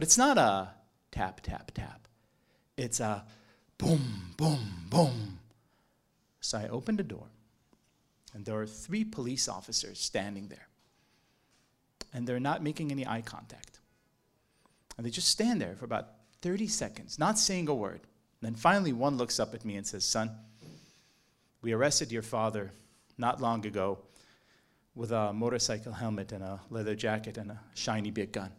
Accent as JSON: {"language": "English", "country": "Israel", "tie": "born or raised there", "said": "I was born in Israel in the 1980s"}